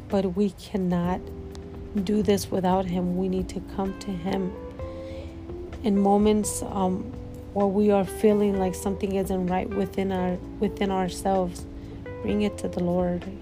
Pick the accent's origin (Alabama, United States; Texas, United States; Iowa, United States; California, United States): California, United States; moved away as an adult; now in Midwest, United States; I'm from California